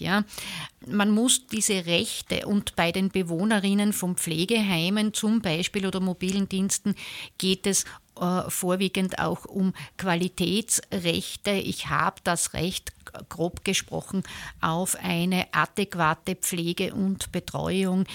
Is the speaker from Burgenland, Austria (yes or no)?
yes; southern Burgenland, Austria; moved away as an adult; also born or lived in eastern Styria; now in Graz, Austria; ich bin äh, in der Oststeiermark geboren, aber aufgewachsen im Südburgenland in einer Großfamilie